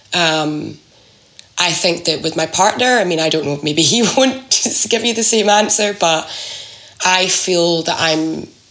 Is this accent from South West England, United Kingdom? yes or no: no; Scotland, United Kingdom; moved away as an adult; I'm from Scotland, and I, that's where I, I grew up